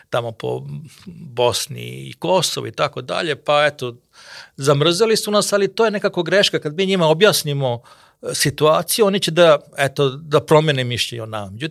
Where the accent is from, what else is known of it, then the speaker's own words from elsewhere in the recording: Serbia; kod nas u Srbiji